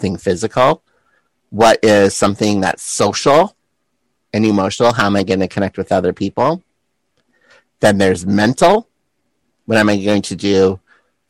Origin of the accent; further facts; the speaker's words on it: South Dakota, United States; moved away as an adult; also born or lived in San Francisco; Being a boy growing up in South Dakota